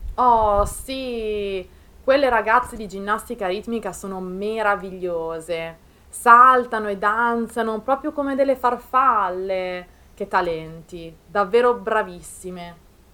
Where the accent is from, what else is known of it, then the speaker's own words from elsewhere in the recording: province of Milan, Lombardy, Italy; anche nel mio paese, in provincia di Milano